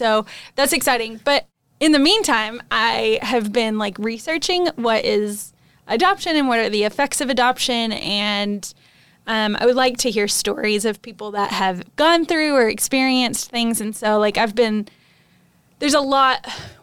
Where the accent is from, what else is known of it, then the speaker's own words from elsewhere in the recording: United States; moved away; a missionary living in a country that isn't my home country, but loving it. And when we go back to the States on our home assignment